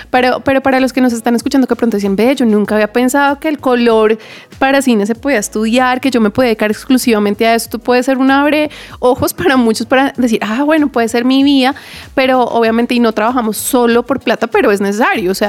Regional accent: Bogotá, Colombia; yo vengo de Ciudad Montes, Larga Vía, Puente Aranda. Ciudad Montes, para los que no tienen contexto, esto es un barrio Bogotá, es un barrio normal, es un barrio medio, no es un barrio de ricos, gente de cuna.

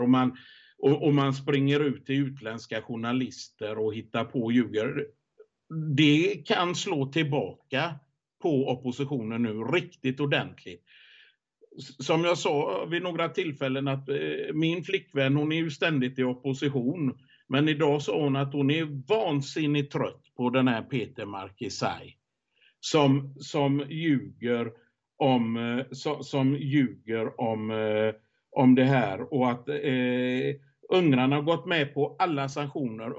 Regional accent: Sweden; hemma i Sverige

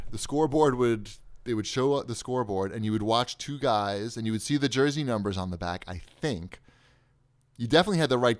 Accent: Long Island, New York, United States; I don't know if that's because I'm from Long Island.

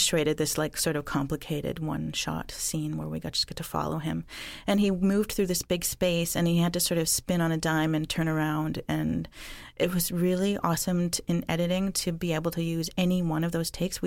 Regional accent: Bella Bella, British Columbia, Canada; now in Six Nations, Canada; I was born in Bella Bella. It's a small fishing village on the coast of BC.

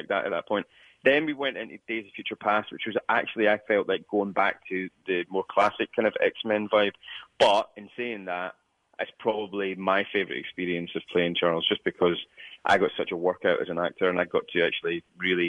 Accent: Scotland, United Kingdom; a young Scottish person

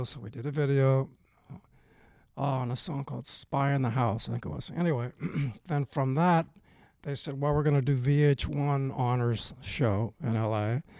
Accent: Oakland, California, United States; My hometown.

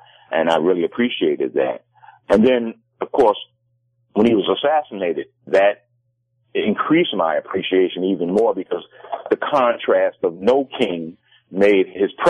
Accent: New York, United States; I'm from New York

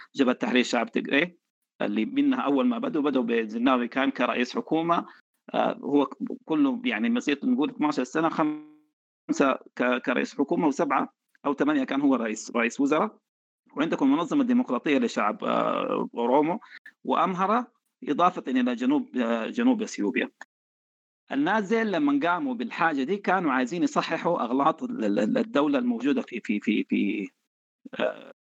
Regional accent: Sudan; عندنا في السودان

